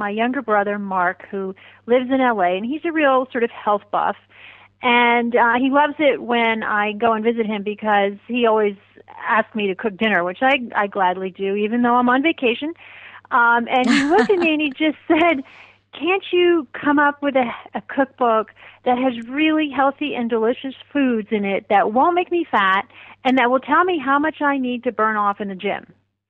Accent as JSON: {"language": "English", "country": "India", "tie": "born there", "said": "I was born in India, so I have a real love for Indian food"}